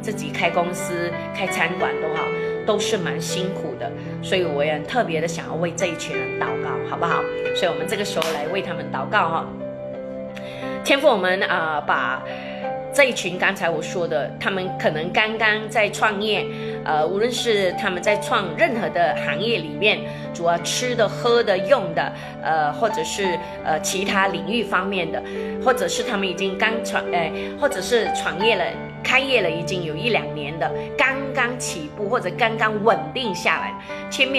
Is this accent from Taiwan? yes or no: no; China; 那这也是我们中国人的传统，就是哎，我们呃见到朋友啊，或者有客人远方来啊